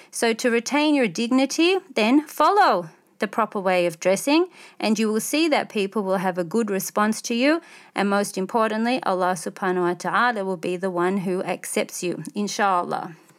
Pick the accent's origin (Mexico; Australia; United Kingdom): Australia; as an Australian, non-Muslim, middle class